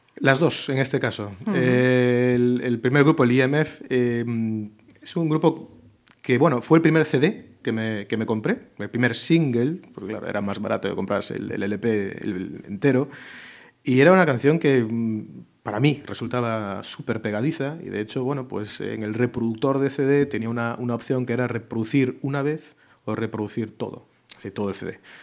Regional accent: Hannover, Lower Saxony, Germany; moved away as an adult; now in Pontevedra, Spain; nací allá en, en, Hannover, en el norte, en el norte de Alemania, y, bueno, realmente pasé la primera parte de mi vida hasta los 19 años en esa ciudad

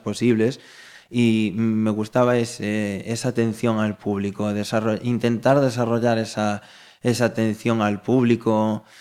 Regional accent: Galicia, Spain; como buen gallegos que somos

